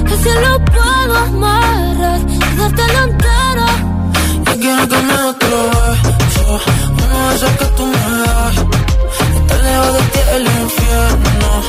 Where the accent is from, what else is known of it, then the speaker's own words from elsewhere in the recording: Zaragoza, Aragon, Spain; de Zaragoza.